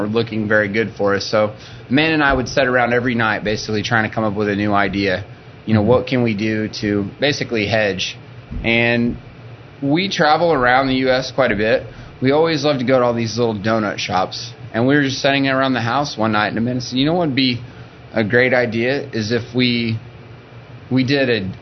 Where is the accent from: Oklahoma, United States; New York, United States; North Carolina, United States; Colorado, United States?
Oklahoma, United States; Cherokee; moved away as an adult; now in Oklahoma City, United States; I'm from Northwest Oklahoma, a thriving metropolis of Cherokee, Oklahoma